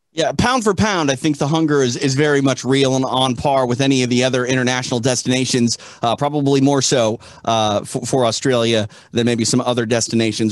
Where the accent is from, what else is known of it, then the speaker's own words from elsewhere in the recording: United States; as an American